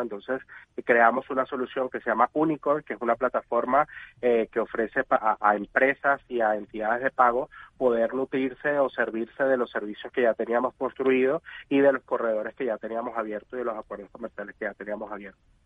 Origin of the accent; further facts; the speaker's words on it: Venezuela; soy venezolano